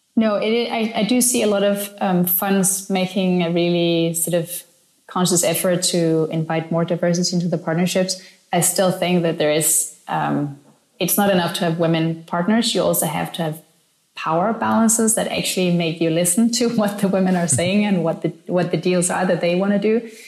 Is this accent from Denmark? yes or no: yes; Denmark; now in Berlin, Germany; I'm from Denmark, I'm an immigrant here